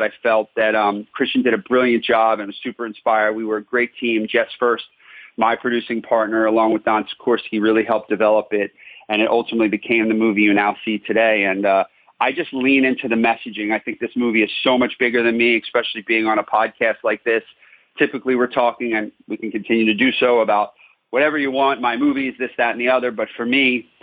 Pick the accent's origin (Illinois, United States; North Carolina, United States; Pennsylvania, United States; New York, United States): Pennsylvania, United States; Philadelphia; I'm a crazy, crazy Philadelphia sports fan across the board